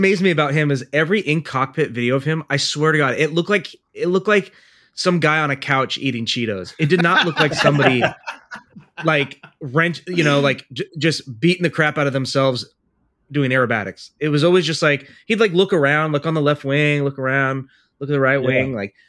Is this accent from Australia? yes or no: no; Lithuania